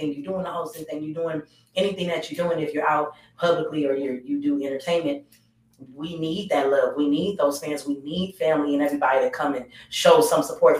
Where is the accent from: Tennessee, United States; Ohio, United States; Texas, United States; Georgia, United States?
Georgia, United States; Atlanta; I'm born and raised here. You know what I'm saying? I'm born and raised in Atlanta.